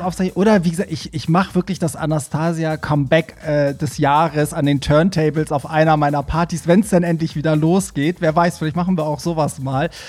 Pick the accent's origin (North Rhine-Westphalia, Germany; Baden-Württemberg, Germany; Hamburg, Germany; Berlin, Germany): Hamburg, Germany; ich bin auch immer als Hamburger einmal im Monat sozusagen, war ich da immer gebucht